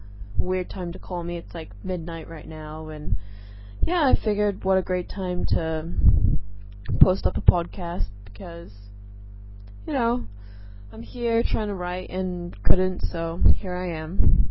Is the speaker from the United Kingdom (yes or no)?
yes; England, United Kingdom; now in Singapore; Anyways, basically, I live in Singapore. I am originally from England, but I totally don't sound British. I know I don't have that cute English accent that, you know, I once did.